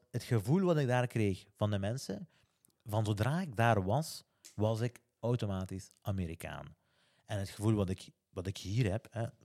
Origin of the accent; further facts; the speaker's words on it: Flanders, Belgium; als geboren Vlaming eigenlijk, heb gevoeld gehad.